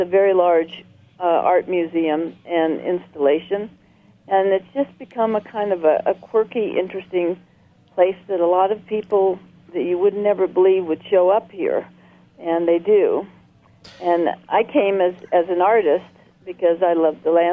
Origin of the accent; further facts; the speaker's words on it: California, United States; now in Marfa, United States; I'm from California originally, so how I ended up in Marfa, Texas